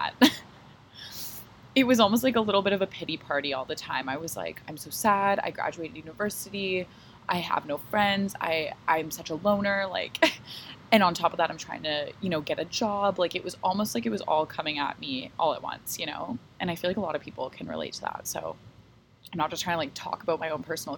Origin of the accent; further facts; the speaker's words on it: Toronto, Ontario, Canada; here in Toronto, in my hometown